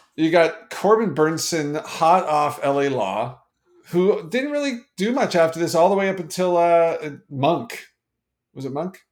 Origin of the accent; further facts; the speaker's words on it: Canada; being Canadian